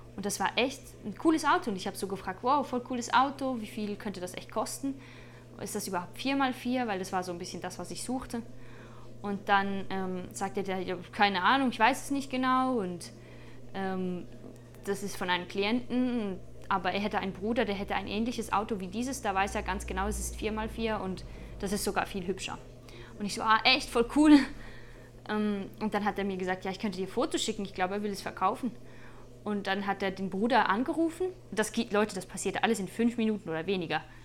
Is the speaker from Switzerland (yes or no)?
yes; Switzerland; für mich als Schweizerin, die manchmal im Winter hier mit Schnee äh, sich herumschlägt